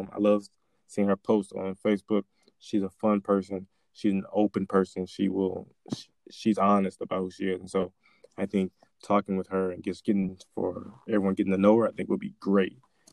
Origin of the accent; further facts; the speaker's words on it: Winfield, Louisiana, United States; I am from Winfield, Louisiana.